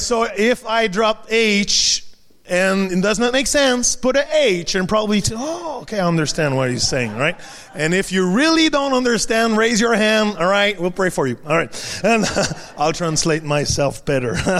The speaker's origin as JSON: {"language": "English", "region": "Quebec", "country": "Canada", "first_language": "French", "second_language": "English", "said": "in Quebec we don't necessarily need English."}